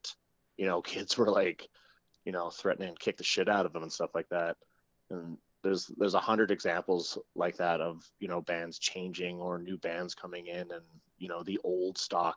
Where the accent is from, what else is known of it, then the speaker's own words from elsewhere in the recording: Fort McMurray, Alberta, Canada; moved away; also born or lived in Edmonton; I'm originally from Fort McMurray, Alberta.